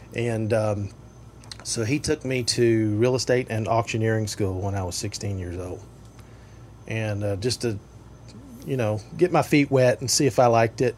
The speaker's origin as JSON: {"language": "English", "area": "Tri-Cities area", "region": "East Tennessee", "country": "United States", "tie": "born or raised there", "moved": "yes", "said": "I grew up in East Tennessee in the Tri Cities area"}